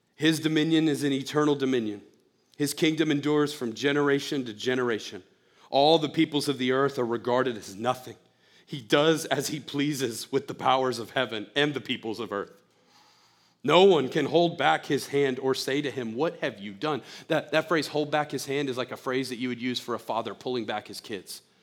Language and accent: English; United States; as an American